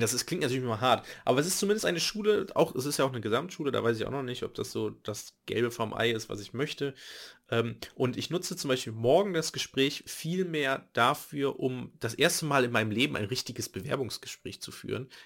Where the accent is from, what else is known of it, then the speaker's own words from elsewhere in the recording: Nettetal, North Rhine-Westphalia, Germany; in der Nähe von Nettetal, meinem Heimat, meiner Heimatstadt, wo ich geboren wurde, beziehungsweise wo ich aufgewachsen bin